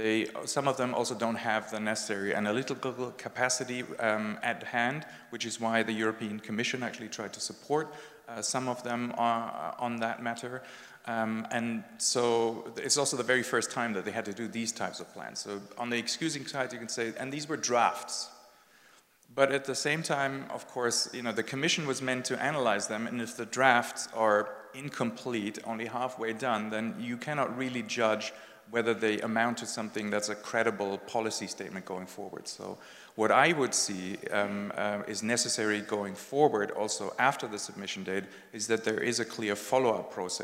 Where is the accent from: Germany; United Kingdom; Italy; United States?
Germany; English is a second language; My home country, Germany, came third last.